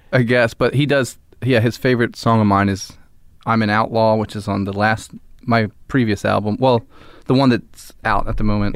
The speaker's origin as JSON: {"language": "English", "town": "Philadelphia", "region": "Pennsylvania", "country": "United States", "said": "I'm from Philly and I live there still"}